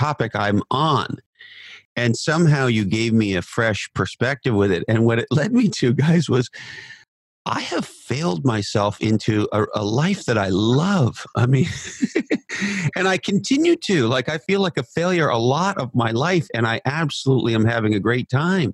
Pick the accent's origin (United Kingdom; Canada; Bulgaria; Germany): Canada; I'm a Canadian